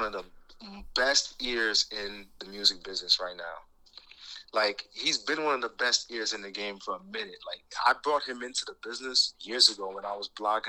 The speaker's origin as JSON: {"language": "English", "area": "Rockland County", "region": "New York", "country": "United States", "said": "I'm from Rockland County, so niggas in the boroughs, they consider that upstate, right?"}